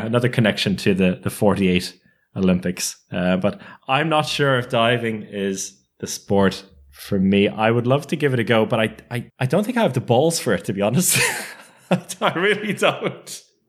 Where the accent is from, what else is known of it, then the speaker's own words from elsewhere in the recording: London, United Kingdom; born there; the fact that I was born in London had come to their attention.